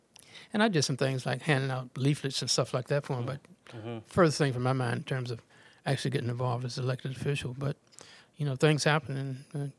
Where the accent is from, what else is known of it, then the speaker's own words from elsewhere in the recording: Winston-Salem, North Carolina, United States; also born or lived in Washington, D.C.; now in Durham, United States; I was born in Washington, D.C., but I really grew up in Winston-Salem, North Carolina. Finished elementary school, high school in Winston.